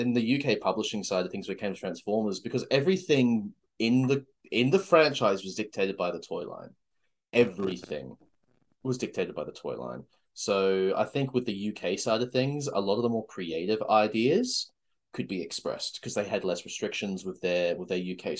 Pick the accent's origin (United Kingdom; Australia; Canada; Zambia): Australia; We are Australian.